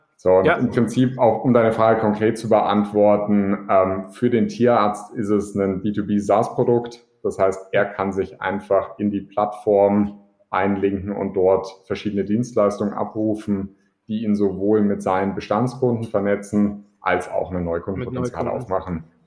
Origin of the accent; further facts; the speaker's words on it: Augsburg, Bavaria, Germany; als Augsburger in der Stadt